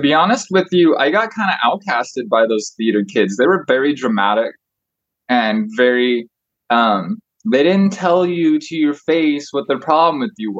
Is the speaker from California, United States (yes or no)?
yes; Truckee, California, United States; I was born in Truckee